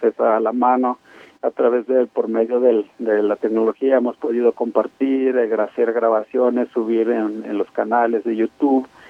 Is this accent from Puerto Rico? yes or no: no; Rarámuri, Chihuahua, Mexico; tener la sangre rarámuri